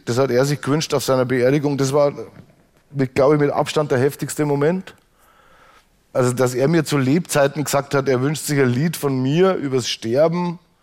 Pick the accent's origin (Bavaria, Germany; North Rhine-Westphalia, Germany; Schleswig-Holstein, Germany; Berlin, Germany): Bavaria, Germany; Straubing; born or raised there; moved away